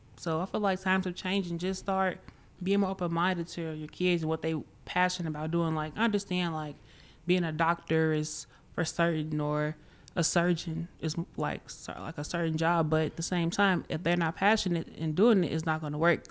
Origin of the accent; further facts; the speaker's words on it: Chicago, Illinois, United States; I'm from Chicago